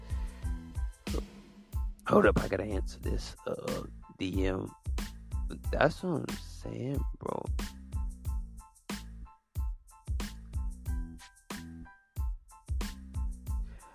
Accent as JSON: {"language": "English", "region": "Alabama", "country": "United States"}